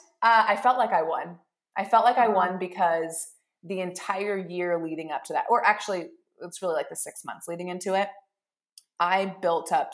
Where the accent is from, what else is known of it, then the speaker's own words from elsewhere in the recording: Bozeman, Montana, United States; I'm from Bozeman